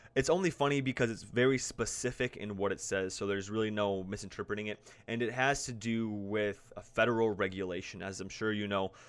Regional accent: South Dakota, United States; So I'm from South Dakota

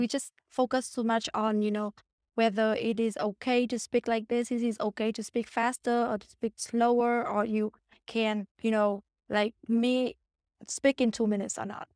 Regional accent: Vietnam; English is a second language; moved away; I'm from Vietnam

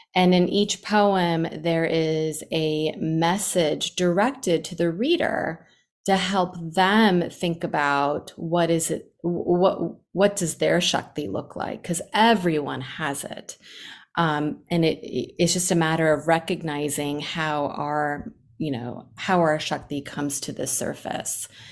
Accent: New York, United States; now in Atlanta, United States; I grew up in New York

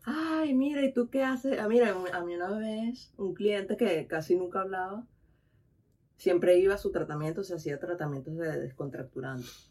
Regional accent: Venezuela; moved away as an adult; also born or lived in Tenerife / Dominican Republic; now in Spain; yo vengo de Venezuela, donde está calor, donde estaba todo el tiempo en playa

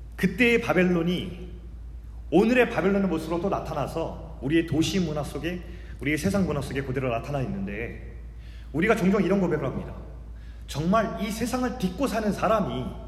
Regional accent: South Korea; also born or lived in Canada; 저는 한국 사람이기 때문에 그렇습니다

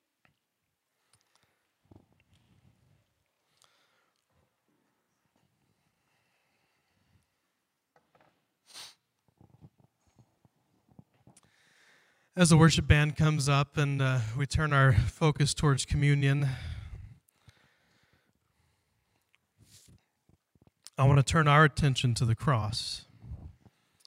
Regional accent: Ohio, United States; moved away; I grew up in Ohio, we would come out here and visit my grandfather

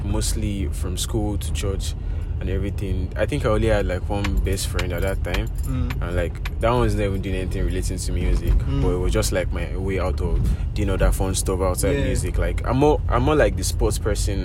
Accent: Lagos, Nigeria; I grew up in Isolo, Lagos. I spent most of my childhood

